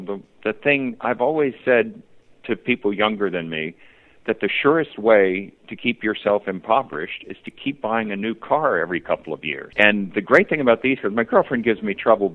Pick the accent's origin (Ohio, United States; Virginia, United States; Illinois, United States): Virginia, United States; I grew up in Virginia, and the VMI is there.